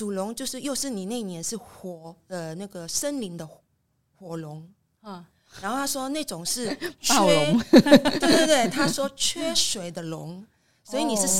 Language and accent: Chinese; Manila, Metro Manila, Philippines; now in Taiwan; 出生在菲律宾马尼拉市，来台湾三十多年了。